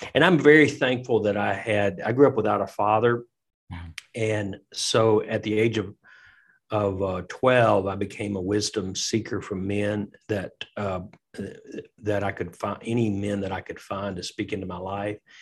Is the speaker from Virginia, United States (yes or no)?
no; Tennessee, United States; now in Lexington, United States; I'm from Tennessee